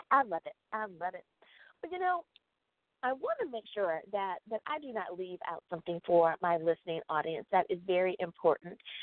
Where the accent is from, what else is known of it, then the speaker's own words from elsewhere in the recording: United States; my home country, that is the United States of America